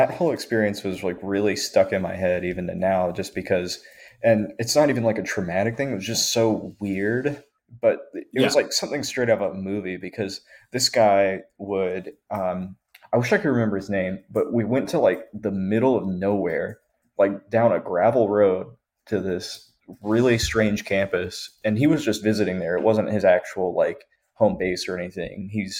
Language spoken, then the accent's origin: English; Asheville, North Carolina, United States; So originally I'm from Asheville, North Carolina.